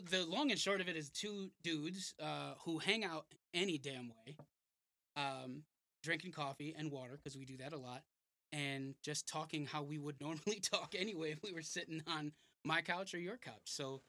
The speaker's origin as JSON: {"language": "English", "region": "New York", "country": "United States", "tie": "born or raised there", "said": "Yeah, I just said that. Born and bred in New York."}